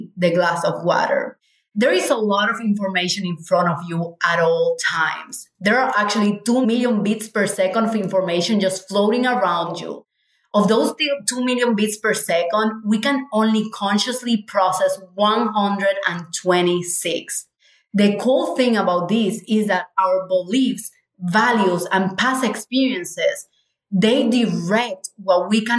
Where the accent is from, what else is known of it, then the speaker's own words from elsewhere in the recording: Cuba; moved away; we are from Cuba.